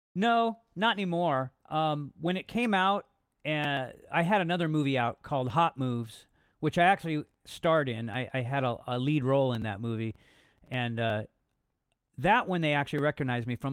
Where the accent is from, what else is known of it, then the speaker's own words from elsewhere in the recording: Los Angeles, California, United States; I'm from Los Angeles originally, born and raised, uh, grew up in the eighties.